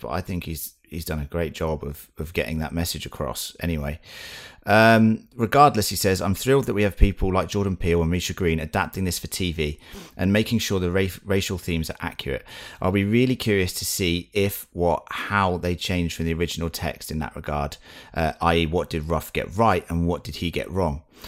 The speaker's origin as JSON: {"language": "English", "country": "United Kingdom", "said": "we're British"}